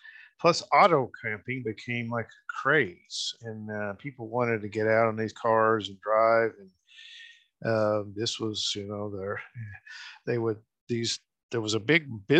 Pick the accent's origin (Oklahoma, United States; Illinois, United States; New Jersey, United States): Oklahoma, United States; Muskogee; including my hometown here in Muskogee. We actually have an original tourist camp building still here in Muskogee.